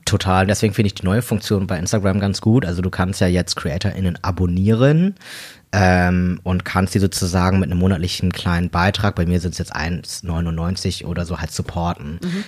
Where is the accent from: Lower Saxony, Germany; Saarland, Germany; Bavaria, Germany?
Lower Saxony, Germany; Delmhorst; moved away as an adult; now in Hamburg, Germany; ich komme hier so aus dem Raum Bremen, bin hier geboren und aufgewachsen